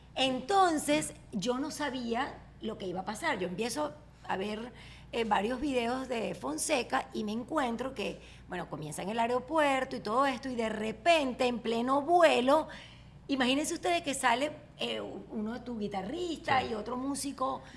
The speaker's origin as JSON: {"language": "Spanish", "town": "Barquisimeto", "region": "Lara", "country": "Venezuela", "tie": "born or raised there", "moved": "as an adult", "said": "En mi pueblo no hay prom. En mi pueblo Barquisimeto"}